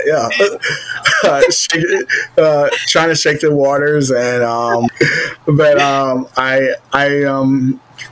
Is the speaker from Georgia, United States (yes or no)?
yes; Georgia, United States; I'm from Georgia